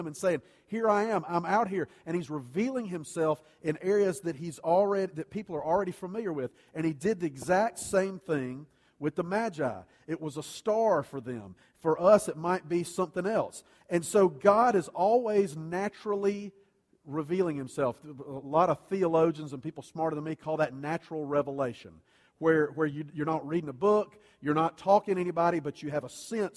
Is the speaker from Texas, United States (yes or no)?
no; Columbia, South Carolina, United States; I grew up in Columbia, and CSU didn't even have a football team back then